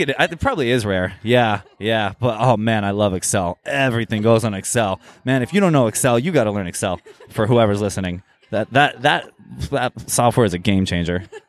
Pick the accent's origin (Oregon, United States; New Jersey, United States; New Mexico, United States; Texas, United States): Oregon, United States; Eugene; also born or lived in Jerusalem / Cairo / Tokyo; now in Los Angeles, United States; I grew up in, uh, actually Eugene, Oregon